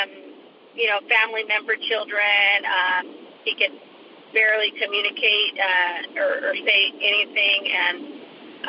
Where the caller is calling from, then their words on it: Littlerock, California, United States; I'm calling from Little Rock, California